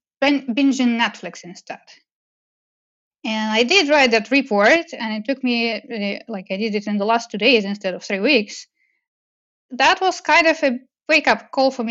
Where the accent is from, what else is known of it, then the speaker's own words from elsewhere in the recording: Russia; moved away as an adult; also born or lived in Moscow, Russia / Montreal, Canada; growing up in Russia